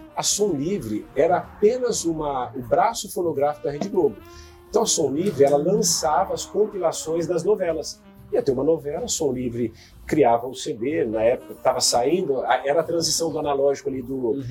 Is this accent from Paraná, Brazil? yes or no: yes; Terra Boa, Paraná, Brazil; eu nasci em Terra Boa, com, com, com avô, com avó no sítio, com pai, com mãe